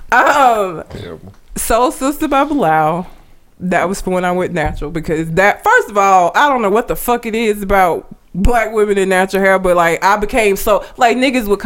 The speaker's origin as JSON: {"language": "English", "town": "Talladega", "region": "Alabama", "country": "United States", "tie": "born or raised there", "said": "I grew up in Talladega."}